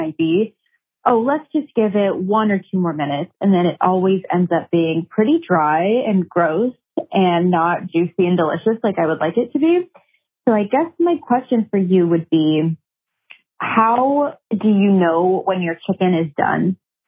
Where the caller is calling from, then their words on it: New York City, New York, United States; I'm calling from Brooklyn, New York.